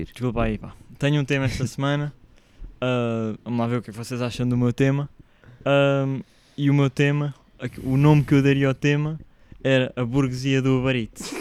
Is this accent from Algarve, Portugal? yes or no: no; Cascais, Lisbon, Portugal; Bueno, ah, sou de Cascais, toma aí yeah.